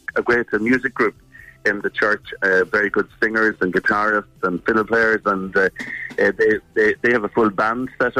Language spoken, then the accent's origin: English; County Monaghan, Ireland; moved away as an adult; now in Luxembourg; I'm actually from Monaghan, but my family live in Galway